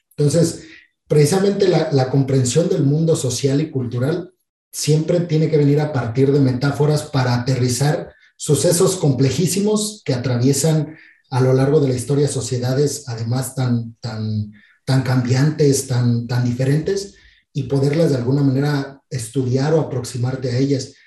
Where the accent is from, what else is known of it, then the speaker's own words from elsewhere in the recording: Mexico; yo soy mexicano no solamente porque nací en México, porque mis papás son mexicanos